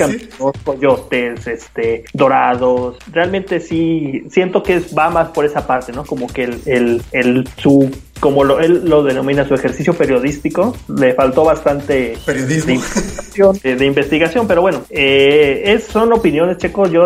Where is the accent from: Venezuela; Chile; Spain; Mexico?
Mexico; De, Somos mexicanos, digo, hay que ser la realidad.